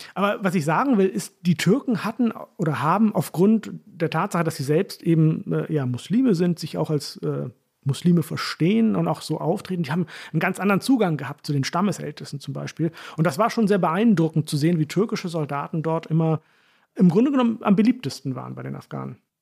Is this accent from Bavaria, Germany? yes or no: no; Hollern-Twielenfleth, Lower Saxony, Germany; accent: Plattdeutsch; moved away; also born or lived in Heilbronn; so reden wir in Holland. Holland, vielen Fleet, wo ich herkomme